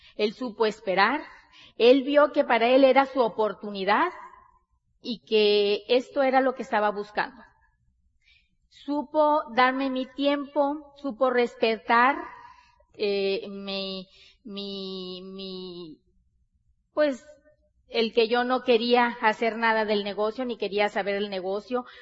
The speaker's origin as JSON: {"language": "Spanish", "region": "Sonora", "country": "Mexico", "said": "Nosotros somos mexicanos, bien mexicanas, Somos de Sonora, del norte de, de, del país de México"}